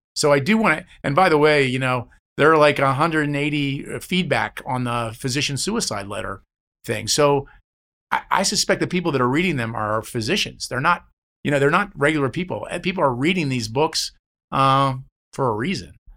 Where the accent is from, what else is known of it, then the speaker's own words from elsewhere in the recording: New Jersey, United States; I'm a guy from New Jersey